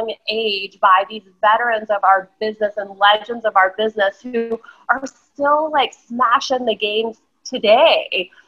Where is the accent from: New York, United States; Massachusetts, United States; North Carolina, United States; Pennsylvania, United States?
North Carolina, United States; I grew up in North Carolina